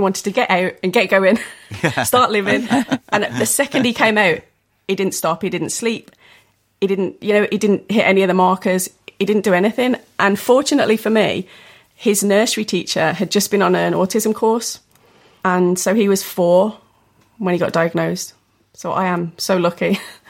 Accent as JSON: {"language": "English", "town": "Kinver", "region": "West Midlands", "country": "United Kingdom", "moved": "yes", "lives_now": "Dunning, United Kingdom", "said": "Kinver, little village."}